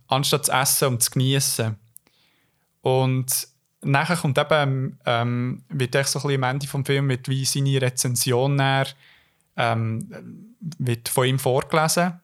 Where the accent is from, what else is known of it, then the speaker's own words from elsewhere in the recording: Switzerland; als Schweizer